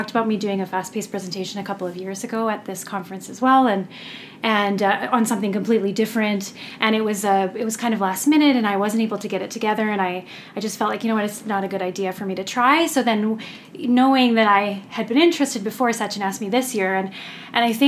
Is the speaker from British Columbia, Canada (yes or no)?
yes; about an hour outside of Vancouver, British Columbia, Canada; I'm from this area, about an hour outside of Vancouver